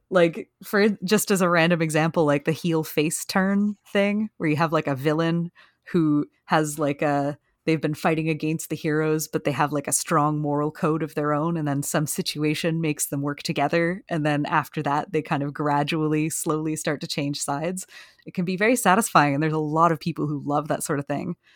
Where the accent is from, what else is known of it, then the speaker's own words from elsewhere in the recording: Canada; I'm Canadian